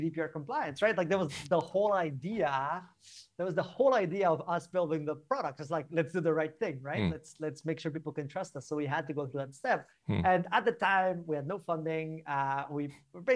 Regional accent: Barcelona, Catalonia, Spain; moved away as an adult; now in London, United Kingdom; I'm originally from Barcelona, I'm from Spain. And in 2016, I moved to the UK

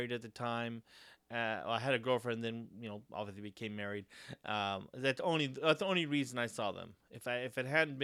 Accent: Dos Palos, California, United States; My hometown here, Dos Palos, doesn't have a community theater

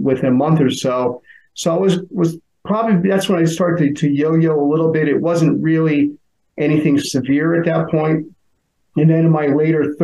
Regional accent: Connecticut, United States; I grew up in Connecticut. You know, always been on a shoreline town near the ocean

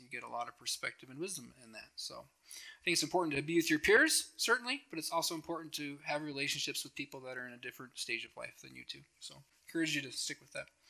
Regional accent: Helena, Montana, United States; now in Billings, United States; I grew up in Helena, so I grew up around all the attorney generals and all the governors

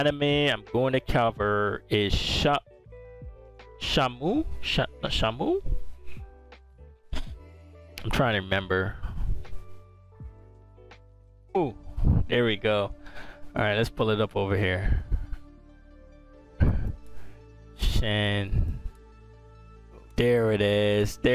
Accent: Barbados; now in United States; living in the US, even though I was born in Barbados and raised

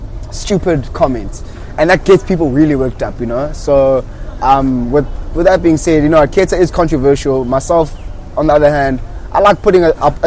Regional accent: Durban, KwaZulu-Natal, South Africa; I'm a DJ from Durban.

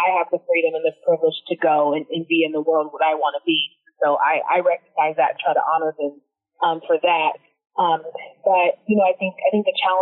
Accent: Seattle, Washington, United States; moved away as an adult; now in New York City, United States; I grew up in Seattle, so I was part of a really great coding program called the Technology Access Foundation

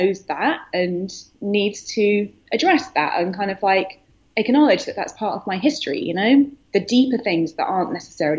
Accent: United Kingdom; moved away as an adult; also born or lived in London; now in New York, United States; I'm currently based in New York, but I'm British, as you can hear

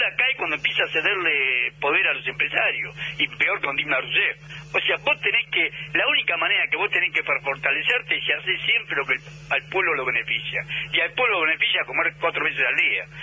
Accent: Argentina

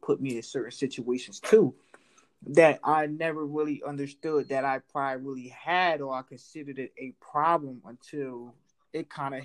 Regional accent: Florida, United States; born or raised there; now in New Jersey, United States

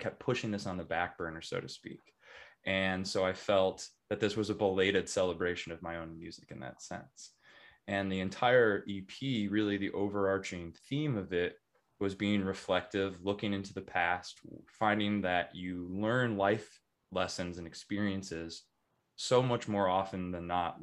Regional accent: Chicago suburbs, Illinois, United States; now in Denver, United States; I grew up in the Chicago suburbs

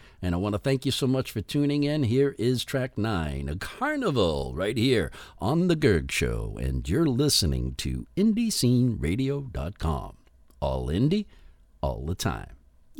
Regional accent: New England, United States; I'm from New England.

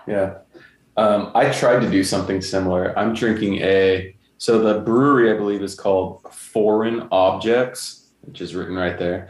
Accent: California, United States; moved away as an adult; also born or lived in Kamiichi, Toyama, Japan; We're from California.

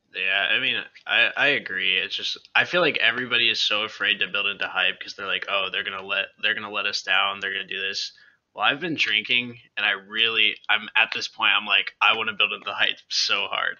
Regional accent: United States; now in Sumter, United States; I am from Orange County

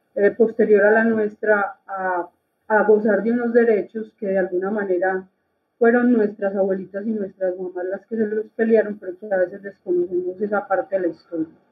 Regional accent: Copacabana, Antioquia, Colombia; yo soy de Copacabana, Antioquia

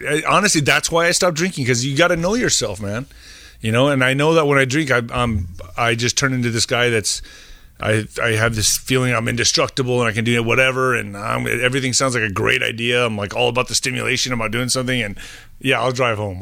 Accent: El Paso, Texas, United States; I grew up in El Paso, uh, next to Juarez

